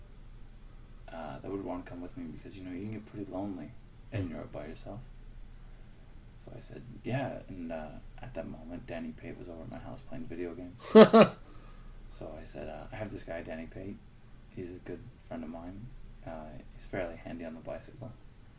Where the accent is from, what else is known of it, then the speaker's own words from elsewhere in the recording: United States; as an American